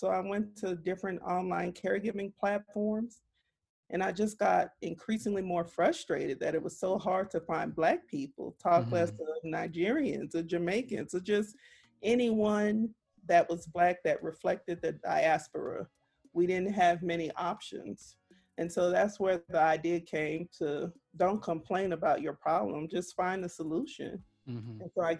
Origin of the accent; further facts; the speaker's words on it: New Orleans, Louisiana, United States; moved away as an adult; also born or lived in Dallas, Texas; I grew up in New Orleans and I survived through Hurricane Katrina.